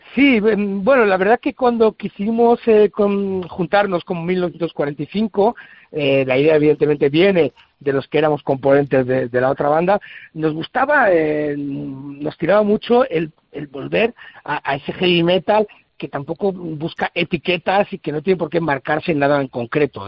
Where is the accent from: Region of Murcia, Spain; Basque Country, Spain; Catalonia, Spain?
Basque Country, Spain; San Sebastián; now in Salamanca, Spain; yo soy de tierras de San Sebastián, aunque bueno, adoptado aquí en Salamanca desde hace muchísimos años.